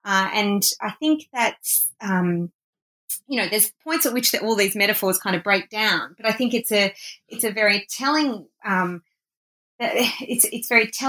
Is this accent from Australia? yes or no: yes; Australia; I'm obviously Australian, so I've lived on Aboriginal land that was never ceded for most of my life.